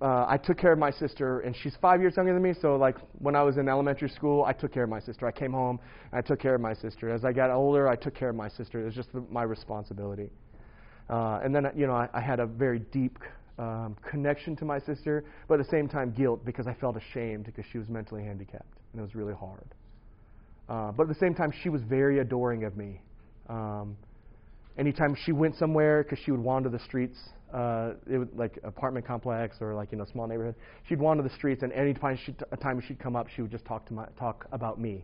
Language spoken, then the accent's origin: English; St. Louis, Missouri, United States; I grew up in St. Louis, Missouri in 1977